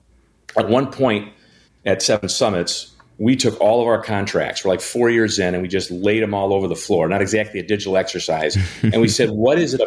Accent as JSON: {"language": "English", "town": "Janesville", "region": "Wisconsin", "country": "United States", "tie": "born or raised there", "lives_now": "Milwaukee, United States", "said": "I'm a Wisconsinite, born and bred. I grew up in Janesville."}